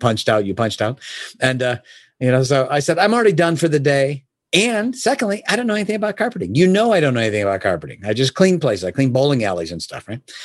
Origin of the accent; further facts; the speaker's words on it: Oak Brook, Illinois, United States; I was born and raised in Chicago area. a place called Oak Brook specifically